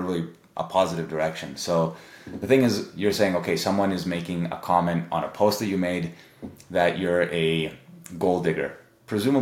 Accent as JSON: {"language": "English", "country": "Canada", "tie": "born or raised there", "said": "my family's Serbian, but I grew up in Canada"}